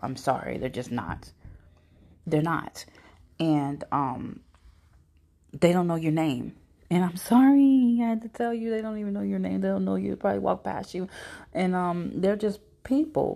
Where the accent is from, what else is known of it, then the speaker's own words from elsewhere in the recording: Phoenix, Arizona, United States; also born or lived in Houston, Texas; now in St. Louis, United States; I was born here, but I was raised in Phoenix, okay? I also lived in Houston